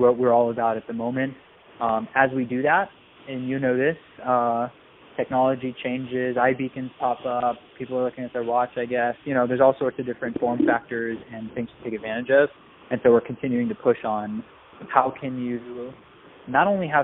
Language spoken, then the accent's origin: English; Silicon Valley, California, United States; I was born and raised in and around Silicon Valley